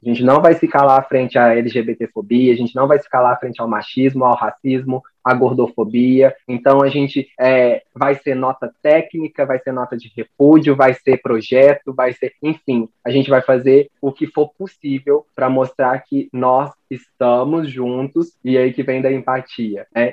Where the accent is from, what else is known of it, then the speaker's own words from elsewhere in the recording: Lavras, Minas Gerais, Brazil; sou de Lavras, sul das Minas Gerais